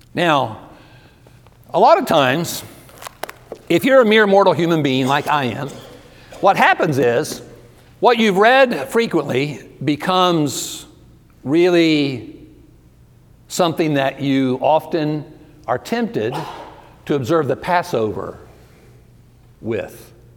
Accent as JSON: {"language": "English", "region": "Ohio", "country": "United States", "also_born_or_lived": "Georgia", "moved": "yes", "lives_now": "Texas, United States", "said": "I'm originally from Ohio"}